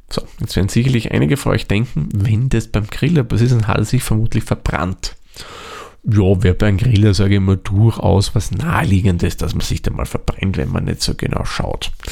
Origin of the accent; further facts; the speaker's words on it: Lower Austria, Austria; da gibt es zum Beispiel in meiner alten Heimat im Waldviertel ähm, Serien, wo Geocaches bei Handymasten gelegt werden